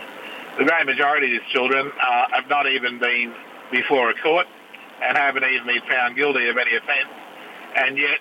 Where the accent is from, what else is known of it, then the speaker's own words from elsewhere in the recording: Brisbane, Queensland, Australia; Born and raised in Brisbane.